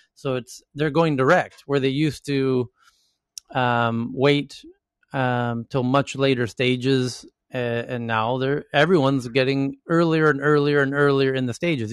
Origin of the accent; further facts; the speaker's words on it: United States; Even as an American